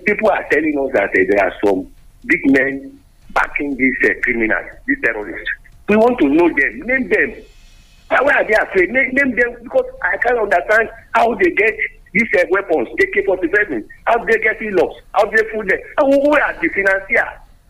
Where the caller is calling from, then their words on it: Owo, Ondo, Nigeria; I am calling from Owo Kingdom, Ugadu, Wadokuka.